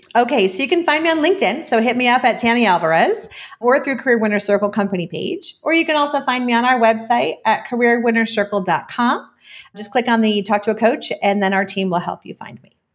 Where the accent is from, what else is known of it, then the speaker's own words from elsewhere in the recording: New York, United States; moved away as an adult; also born or lived in Belize; now in Mexico City, Mexico; as a New Yorker